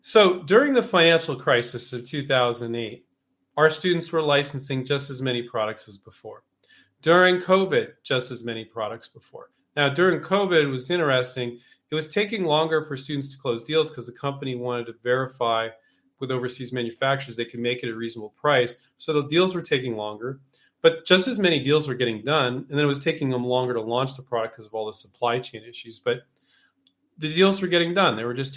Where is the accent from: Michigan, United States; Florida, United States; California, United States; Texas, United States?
California, United States; it's been 14 years since I grew up in California, but 14 years since I moved.